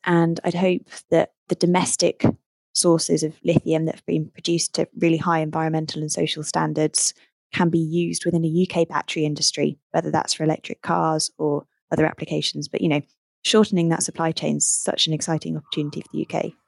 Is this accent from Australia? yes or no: no; Midlands, United Kingdom; moved away as an adult; now in Cornwall, United Kingdom; I'm not originally. I'm from the Midlands originally